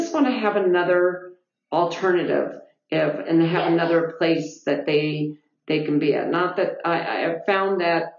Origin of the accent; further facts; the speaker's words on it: East Bay, California, United States; moved away; I grew up in California in the East Bay area